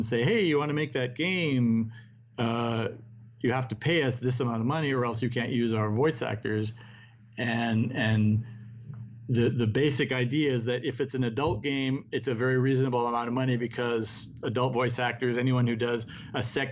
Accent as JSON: {"language": "English", "country": "United States", "said": "as an American"}